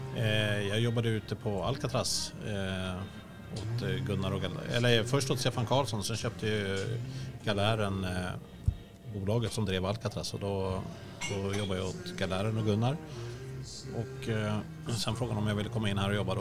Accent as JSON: {"language": "Swedish", "country": "Sweden", "said": "jag är svensk."}